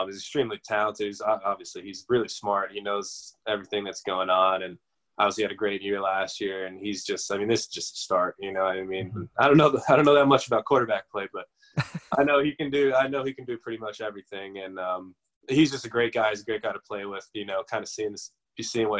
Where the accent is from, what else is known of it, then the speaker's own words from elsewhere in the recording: New Jersey, United States; I'm from New Jersey, obviously. I grew up a Giants fan